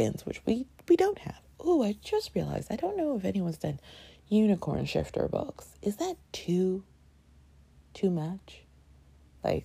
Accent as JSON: {"language": "English", "town": "Toronto", "region": "Ontario", "country": "Canada", "tie": "born or raised there", "said": "I grew up in Canada"}